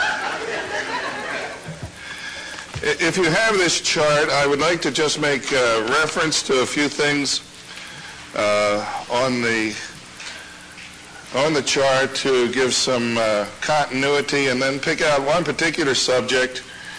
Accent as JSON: {"language": "English", "town": "Baltimore", "region": "Maryland", "country": "United States", "tie": "born or raised there", "moved": "yes", "said": "Mel and I grew up in Baltimore"}